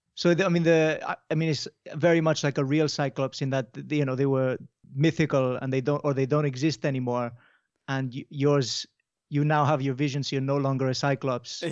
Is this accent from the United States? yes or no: no; Mallorca, Balearic Islands, Spain; now in Wales, United Kingdom; So I grew up in Mallorca